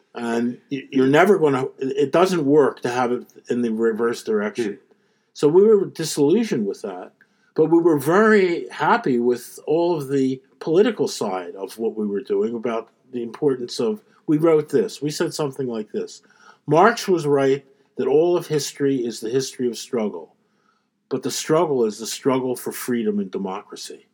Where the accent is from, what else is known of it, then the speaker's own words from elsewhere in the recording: Philadelphia, Pennsylvania, United States; I, I, grew up in Philadelphia